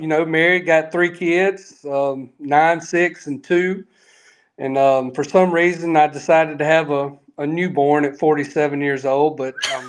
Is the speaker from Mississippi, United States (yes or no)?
yes; Meridian, Mississippi, United States; I'm from Meridian and grew up there